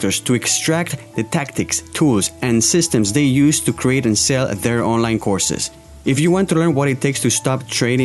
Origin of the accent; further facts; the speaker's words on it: Spain; English is a second language; Spain is also my home country